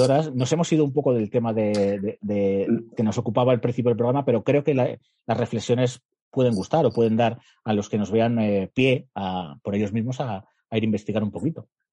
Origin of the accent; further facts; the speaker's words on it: Guadalajara, Castilla-La Mancha, Spain; en Guadalajara, de donde soy yo